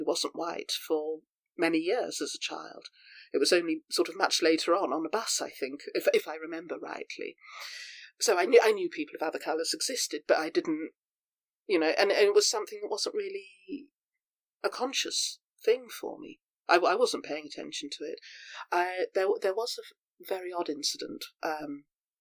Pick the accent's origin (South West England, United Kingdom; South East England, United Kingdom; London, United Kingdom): South West England, United Kingdom; Devon; I'm up here from Devon